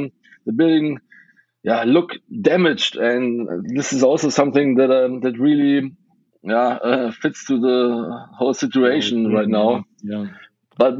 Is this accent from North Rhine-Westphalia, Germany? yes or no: yes; Western Germany, close to Cologne, North Rhine-Westphalia, Germany; English is a second language; also born or lived in Budapest, Hungary; I grew up in Western Germany, close to Cologne